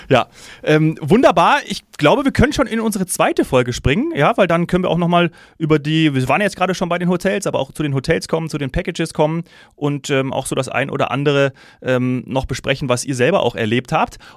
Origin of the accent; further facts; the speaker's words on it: Hesse, Germany; weil ich als Hesse ähm, auch so ein bisschen ein Herz habe für Eintracht Frankfurt